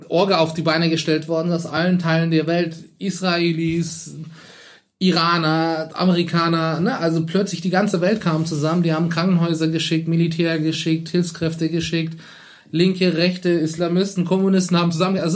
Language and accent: German; Turkey; now in Germany; ich bin halt in der Türkei aufgewachsen, auch mein Bruder.